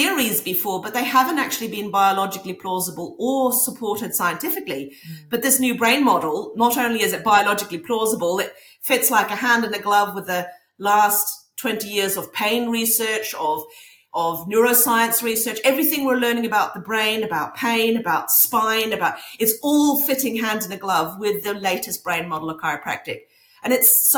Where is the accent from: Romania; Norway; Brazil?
Norway; now in New Zealand; I grew up in Norway, so that's why I'm over here in Norway.